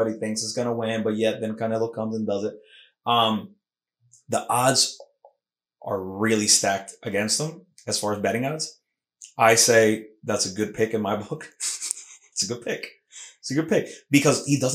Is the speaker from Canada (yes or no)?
no; Puerto Rico; accent: Puerto Rican; my Puerto Rican accent mixing with the Mexican accent